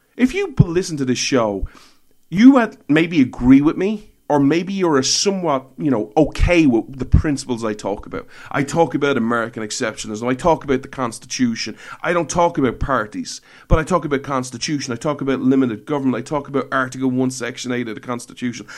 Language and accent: English; Ireland; I'm Irish